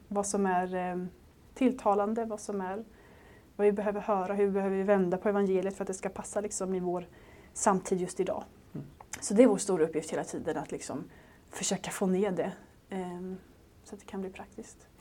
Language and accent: Swedish; Småland, Sweden; moved away; jag kom ner från Småland annars, där jag växte upp